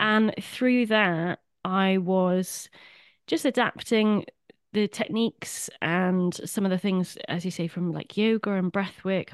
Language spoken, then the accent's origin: English; Swansea, Wales, United Kingdom; I'm a fellow Welshy, originally from Swansea